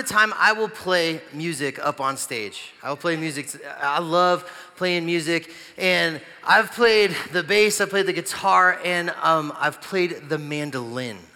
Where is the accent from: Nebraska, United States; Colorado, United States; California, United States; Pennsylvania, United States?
Colorado, United States; Gypsum; also born or lived in Greeley, Colorado; I played for this little tiny church where I grew up in Gypsum, Colorado.